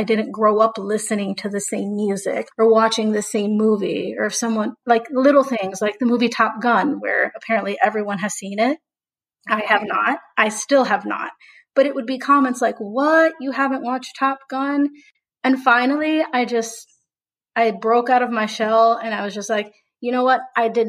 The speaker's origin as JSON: {"language": "English", "town": "Houston", "region": "Texas", "country": "United States", "said": "I'm from Houston, Texas, and I am of Mexican descent."}